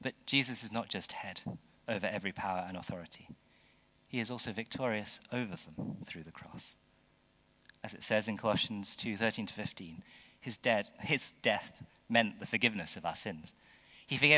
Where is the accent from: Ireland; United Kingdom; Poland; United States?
United Kingdom; as British people